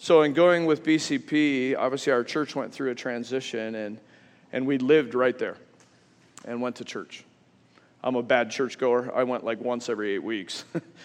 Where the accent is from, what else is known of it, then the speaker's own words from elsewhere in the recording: Western New York, United States; I grew up in Western New York.